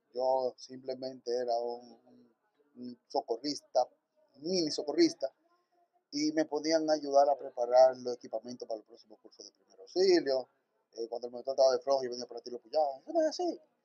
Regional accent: Santo Domingo, Distrito Nacional, Dominican Republic; nací en la República Dominicana, en Santo Domingo, en enero 23 del 78

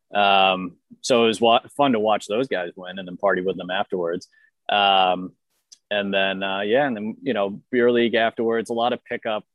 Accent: Boston, Massachusetts, United States; I'm from Boston.

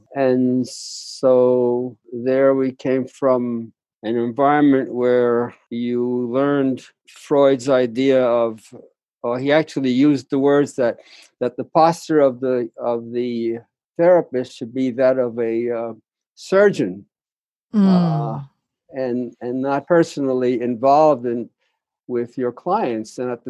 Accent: New York, United States; moved away as an adult; also born or lived in Topeka, Kansas / Philadelphia; I'm a New York Puerto Rican. Parents came from Puerto Rico. I was born and raised in New York, Harlem, and South Bronx. I'm an only child. Came from a very troubled family, Catholic.

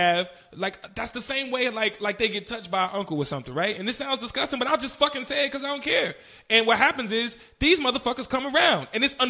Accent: Chicago, Illinois, United States; I'm from Chicago, and since I've grown up knowing that he's always been a creep.

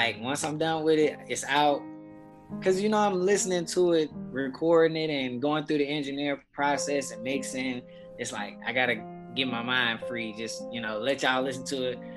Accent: Lithonia, Georgia, United States; I grew up solely in Lithonia, Georgia

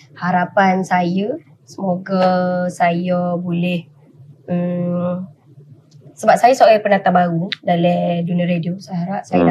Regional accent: Wakaf Baru, Kelantan, Malaysia; also born or lived in Kuala Lumpur; now in Selangor, Malaysia; Saya adalah anak jati Kelate. Hmm. Sebenarnya saya dilahirkan di Kelate, dibesarkan di Kelate

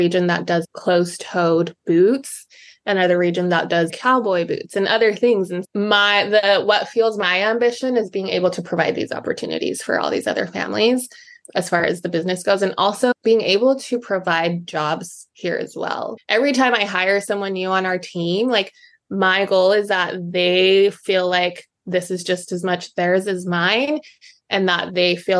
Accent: Utah, United States; moved away as an adult; also born or lived in Mexico; now in Boston, United States; I grew up in Utah for the most part

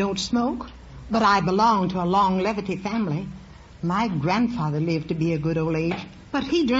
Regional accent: Ohio, United States

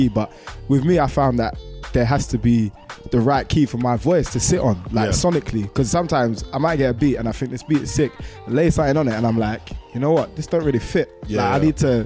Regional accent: Croydon, London, United Kingdom; Croydon is home.

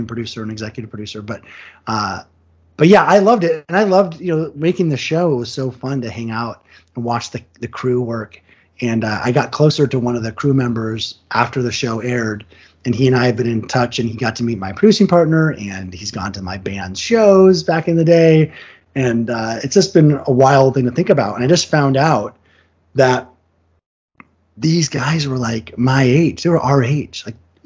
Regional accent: Vashon, Washington, United States; now in Los Angeles, United States; my hometown of Vashon

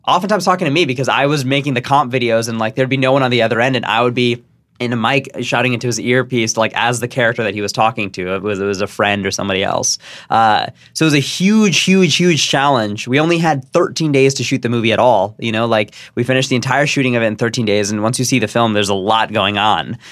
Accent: San Jose, California, United States; I grew up in San Jose

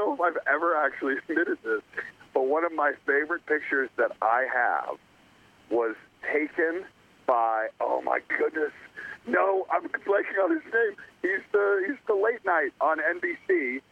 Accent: Atlanta, Georgia, United States; moved away; I was originally from Atlanta

